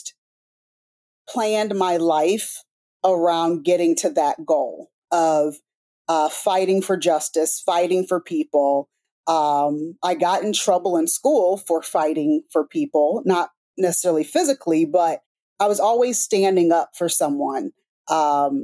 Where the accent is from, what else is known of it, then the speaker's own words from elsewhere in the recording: Topeka, Kansas, United States; growing up in Topeka, Kansas, it's kind of rural